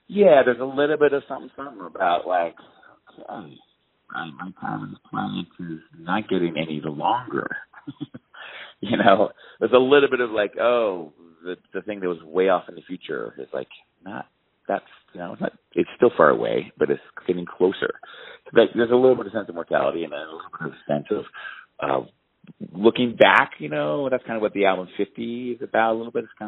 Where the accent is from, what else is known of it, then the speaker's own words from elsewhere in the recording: Baltimore, Maryland, United States; moved away as an adult; now in Colorado, United States; I grew up in Baltimore